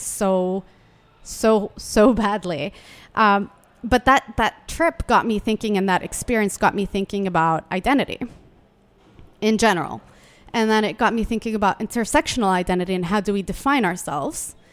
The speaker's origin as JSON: {"language": "English", "country": "Yemen", "tie": "born or raised there", "moved": "yes", "lives_now": "Washington, D.C., United States", "said": "I was born in Yemen"}